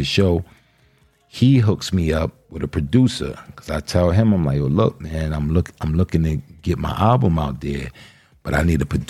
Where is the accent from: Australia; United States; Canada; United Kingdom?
United States; New York; accent: New York; we're both from New York. So we both share that New York accent, that New York vernacular.